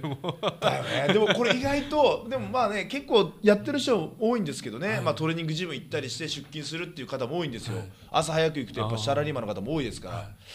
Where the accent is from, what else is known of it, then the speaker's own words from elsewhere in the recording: Fukuoka, Japan; moved away as an adult; also born or lived in Saitama / Tokyo; 2007年の3月1日に高校卒業して、はいはい、3月の4日にはもう上京してるんですよ、福岡から